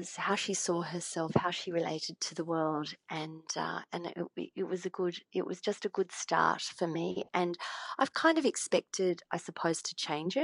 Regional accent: Australia; we as Australian storytellers

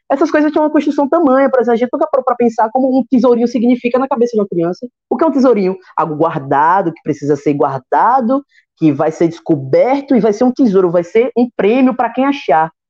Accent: Sergipe, Brazil; also born or lived in Capela, Sergipe; now in Aracaju, Brazil; Eu moro aqui na capital, então é, nasci no interior, mas não me criei

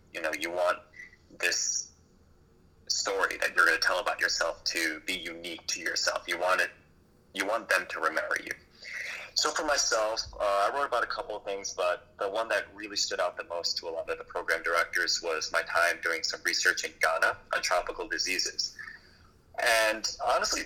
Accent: New York, United States; moved away; I was born in New York

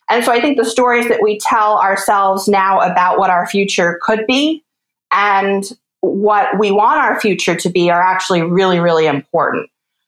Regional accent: East Coast, United States; I grew up on the East Coast, as I was mentioning. I lived there for some time, and I've lived all over the West Coast now for the last 4 or 5 years as I've been a freelance science writer.

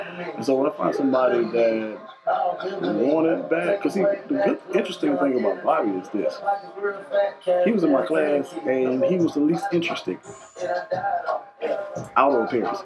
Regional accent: Augusta, Georgia, United States; I'm a country boy. I'm from Augusta, Georgia.

